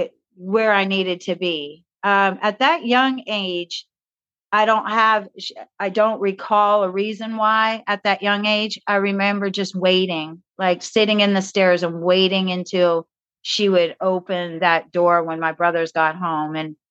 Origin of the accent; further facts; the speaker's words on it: Newport News, Virginia, United States; born there; I was born in Newport News, Virginia, to a father that was a nuclear physicist and my mother was a nurse.